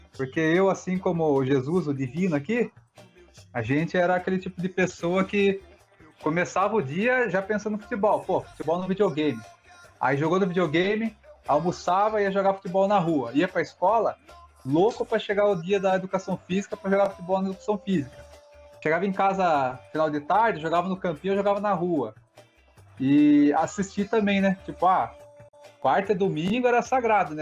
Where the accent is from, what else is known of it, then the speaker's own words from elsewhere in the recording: Sorocaba, São Paulo, Brazil; aqui na nossa cidade, a gente é de Sorocaba